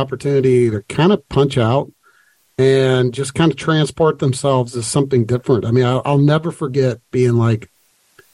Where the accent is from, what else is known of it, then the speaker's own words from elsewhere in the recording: Kentucky, United States; I grew up in Kentucky